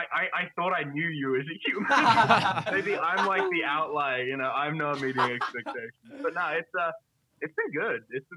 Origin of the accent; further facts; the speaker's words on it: New Zealand; now in United States; I am a Kiwi.